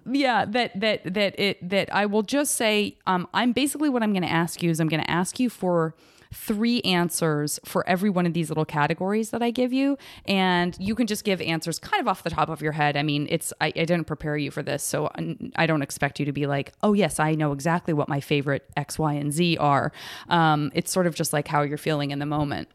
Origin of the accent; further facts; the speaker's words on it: Tucson, Arizona, United States; moved away as an adult; also born or lived in San Francisco; I grew up in Tucson, Arizona